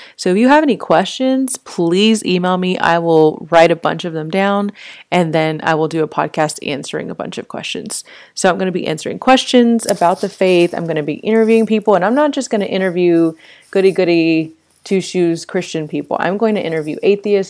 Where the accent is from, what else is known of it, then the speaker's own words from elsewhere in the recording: Fort Worth, Texas, United States; I grew up in Fort Worth